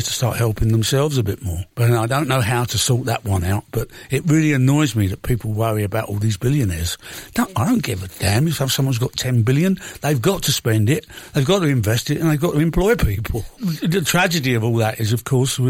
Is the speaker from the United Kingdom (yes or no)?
yes; London, United Kingdom; also born or lived in Chiswick / Acton; about 4 miles from where I grew up in Shepherd's Bush